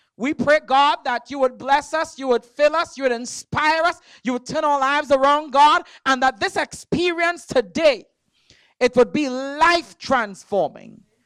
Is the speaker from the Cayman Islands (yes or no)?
no; Trinidad & Tobago; moved away; I'm from Trinidad